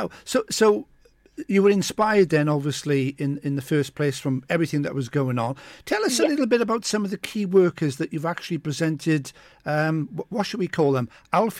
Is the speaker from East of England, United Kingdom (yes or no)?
no; Mountain Ash, Wales, United Kingdom; I'm from Mountain Ash as well.